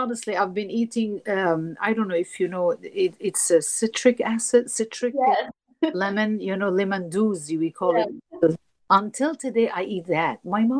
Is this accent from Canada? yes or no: no; Turkey; I am from Turkey.